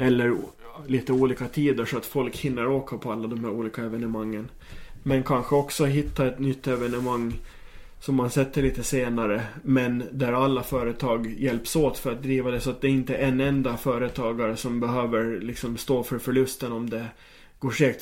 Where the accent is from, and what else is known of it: Åland Islands